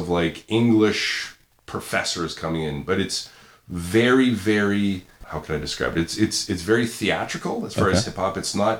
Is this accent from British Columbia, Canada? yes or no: no; Toronto, Ontario, Canada; as a Canadian guy, you know, who was growing up in, you know, albeit a very multicultural suburb of Toronto in Scarborough.